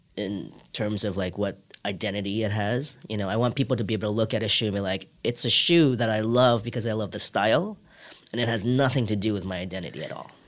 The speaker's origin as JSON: {"language": "English", "region": "New York", "country": "United States", "tie": "born or raised there", "also_born_or_lived": "Hong Kong", "second_language": "English", "said": "I moved to New York when I was seven from Hong Kong"}